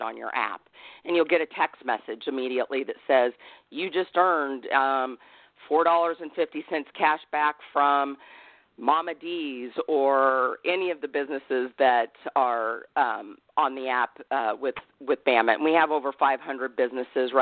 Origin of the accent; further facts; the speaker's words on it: Midwest, United States; now in Los Angeles, United States; I'm from the Midwest